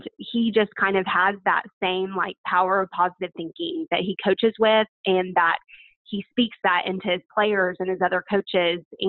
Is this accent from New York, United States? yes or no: no; Muskogee, Oklahoma, United States; Seth and I both grew up in Muskogee, Oklahoma. So we are very proud Okies from Muskogee